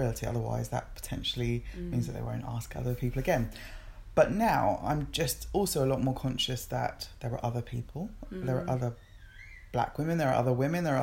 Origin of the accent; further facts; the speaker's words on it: England, United Kingdom; also born or lived in Nigeria / Kent; I was born in Nigeria and moved to England when I was four